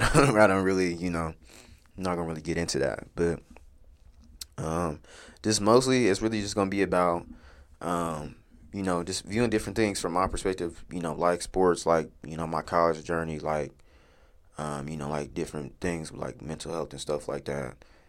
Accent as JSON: {"language": "English", "town": "Wichita", "region": "Kansas", "country": "United States", "tie": "born or raised there", "also_born_or_lived": "Dallas, Texas", "said": "I'm from Wichita. Um, I lived here most of my life. Um, I was born here"}